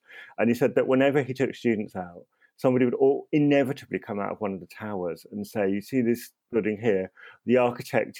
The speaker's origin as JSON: {"language": "English", "town": "Croydon", "region": "London", "country": "United Kingdom", "tie": "born or raised there", "moved": "as an adult", "said": "when I moved away from Croydon, and I lived in Croydon for about 30 years, when I moved away sort of in my early 30s"}